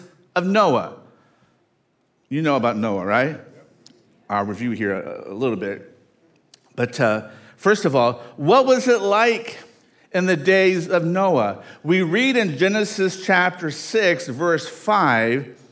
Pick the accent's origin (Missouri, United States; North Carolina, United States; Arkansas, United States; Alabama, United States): Arkansas, United States; Dumas; moved away; I came from Dumas, Arkansas